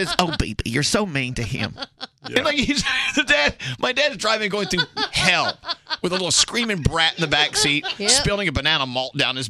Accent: Texas, United States; I'm from Texas.

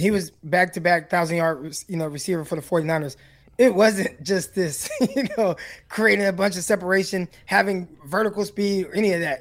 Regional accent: Stockton, California, United States; I am from Stockton, California.

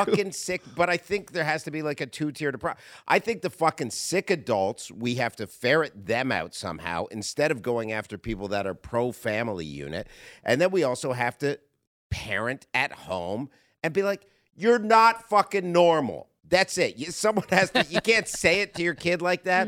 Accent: Canada; moved away as an adult; now in United States; I come from Canada originally. I, I moved here from Canada ten years ago.

